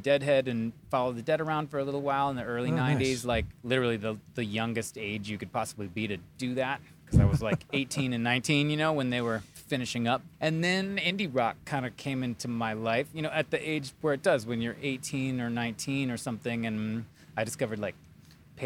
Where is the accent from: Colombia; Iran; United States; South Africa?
United States; near Chicago, Illinois; also born or lived in Wisconsin; Actually born in Wisconsin. I'm a little bit of like moved around, but I mostly grew up near Chicago and then moved into the city of Chicago